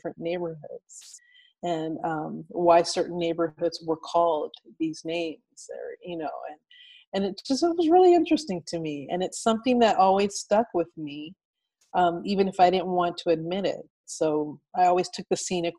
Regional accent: Pasadena, California, United States; I grew up in Pasadena, which is part of Los Angeles County.

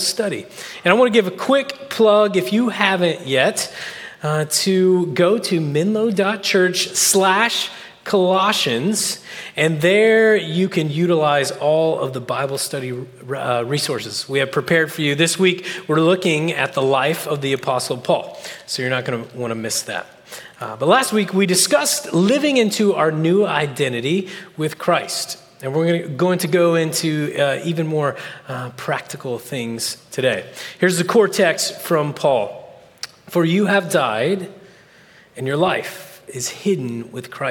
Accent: Oklahoma, United States; moved away as an adult; now in California, United States; I'm from Oklahoma. We don't get out a lot

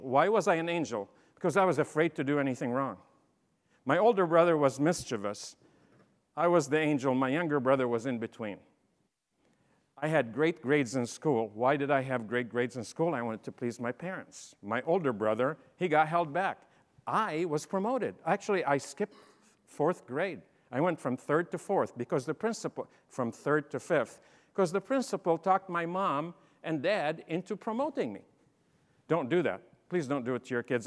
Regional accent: Champaign, Illinois, United States; I'm from Illinois, Champaign

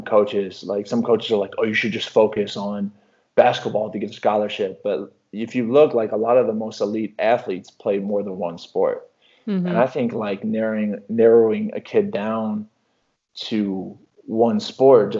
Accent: Mahomet, Illinois, United States; moved away; you don't tell people you're from Mahomet

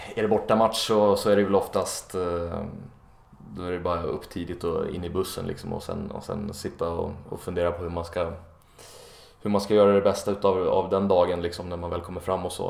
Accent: Enköping, Uppsala County, Sweden; moved away as an adult; also born or lived in Stockholm; now in Copenhagen, Denmark; när jag bodde hemma i, i Enköping där jag kommer ifrån.

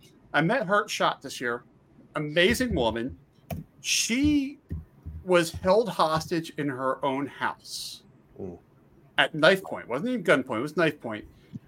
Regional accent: Pennsylvania, United States; I grew up in Pennsylvania. So Pennsylvania is a huge wrestling, you know, wrestling state.

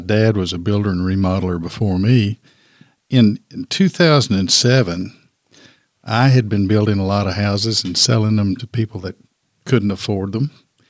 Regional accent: Danville, Kentucky, United States; I actually came over to Lexington. I'm from Danville originally, but I came over to Lexington to APAS Weichel School.

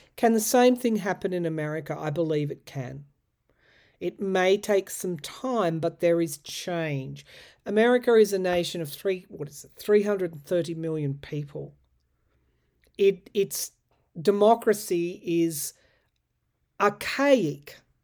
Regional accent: Australia; I know as an Australian

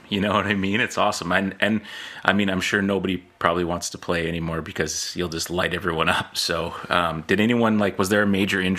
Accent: Coquitlam, British Columbia, Canada; I grew up in Coquitlam as well, so represent.

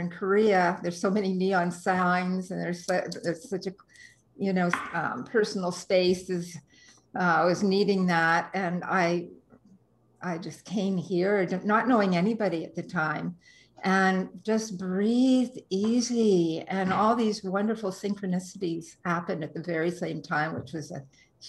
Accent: Toronto, Ontario, Canada; I came from Toronto and moved to BC and to Vancouver in 1998.

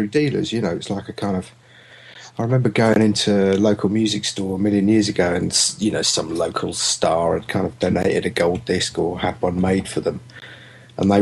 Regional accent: United Kingdom; we're British.

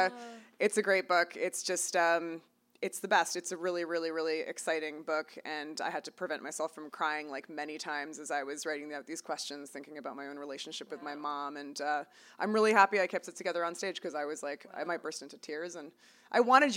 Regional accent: Toronto, Ontario, Canada; now in United States; we're both from Toronto

